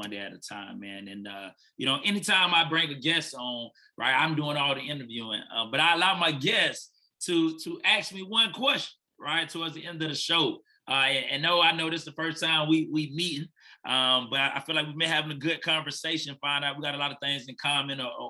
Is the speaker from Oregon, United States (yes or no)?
no; Fort Lauderdale, Florida, United States; moved away as an adult; now in Nashville, United States; I'm originally from Fort Lauderdale, Florida